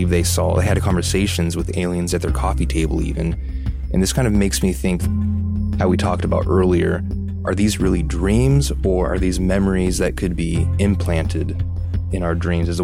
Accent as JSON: {"language": "English", "country": "Philippines", "said": "I'm from the Philippines, and in my country, family reunions are not uncommon."}